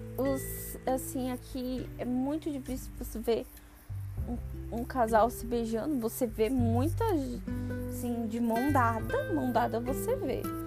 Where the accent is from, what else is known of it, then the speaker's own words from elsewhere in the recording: São Paulo, Brazil; moved away as an adult; now in Japan; eu nunca saí de São Paulo